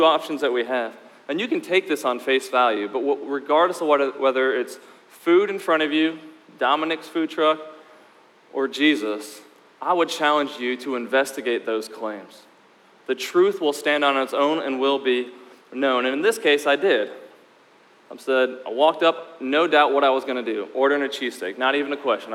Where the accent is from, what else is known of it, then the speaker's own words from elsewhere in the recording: Indiana, United States; moved away as an adult; also born or lived in Michigan / Philadelphia; now in Savannah, United States; I grew up in Michigan, was born in Michigan, grew up in Indiana, but by the grace of God, married south